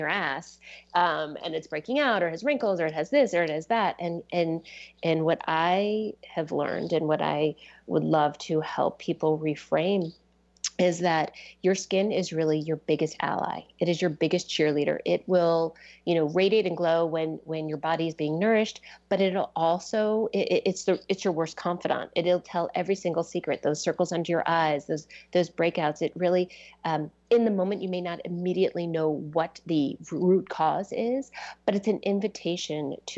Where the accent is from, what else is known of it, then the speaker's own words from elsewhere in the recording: East Coast, United States; moved away as an adult; now in Seattle area, United States; I grew up on the East Coast